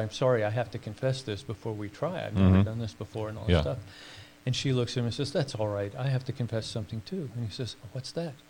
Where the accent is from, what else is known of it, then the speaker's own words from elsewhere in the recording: Durham, North Carolina, United States; I grew up in North Carolina in Durham.